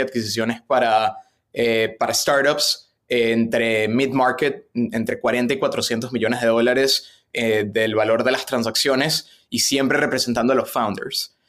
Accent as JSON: {"language": "Spanish", "country": "Venezuela", "tie": "born or raised there", "also_born_or_lived": "Boston", "moved": "as an adult", "lives_now": "United States", "said": "yo nací, y crecí en Venezuela eh, hasta los 17 años, me mudé a Boston para la universidad"}